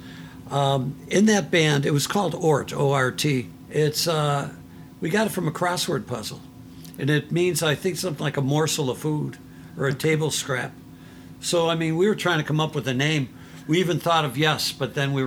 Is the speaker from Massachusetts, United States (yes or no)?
yes; Holyoke, Massachusetts, United States; moved away as an adult; also born or lived in New York; I had a show in Holyoke, Massachusetts with …, my first show ever at the high school football field that I graduated from